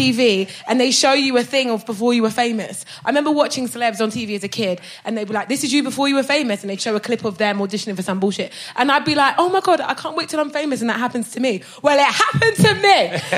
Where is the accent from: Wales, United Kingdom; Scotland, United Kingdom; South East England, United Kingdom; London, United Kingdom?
South East England, United Kingdom; Brighton; So I moved, my mum bought a hotel in Brighton when I was 14, so I grew up in Brighton